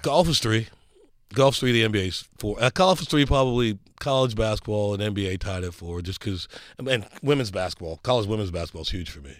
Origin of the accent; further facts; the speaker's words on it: United States; I'm an American